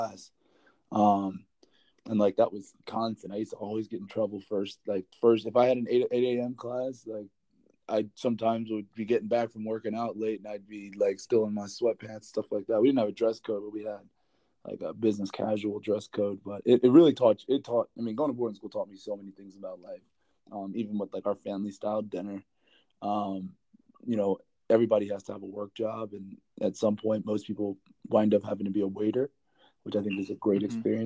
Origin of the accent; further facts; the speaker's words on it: Winslow Township, New Jersey, United States; I grew up in Winslow Township, New Jersey, a small town in South Jersey